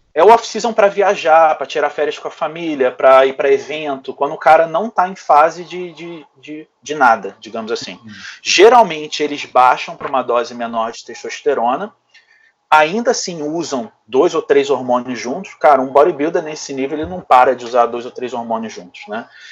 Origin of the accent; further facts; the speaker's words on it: Rio de Janeiro, Brazil; Então eu sempre fui de dentro desse meio, lá no Rio de Janeiro, né? Eu sou do Rio